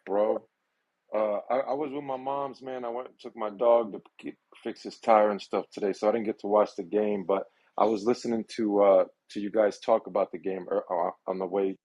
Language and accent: English; New York City, New York, United States; New York, I'm from Brooklyn. I was born in Coney Island Hospital, right? And I lived in Canarsie, I lived in Sunset Park